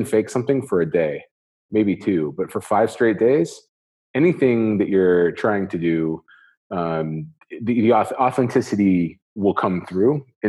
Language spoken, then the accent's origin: English; Northwest Indiana, United States; moved away as an adult; now in Dubai, United Arab Emirates; I'm originally from the Northwest, the region, as they would say, in Indiana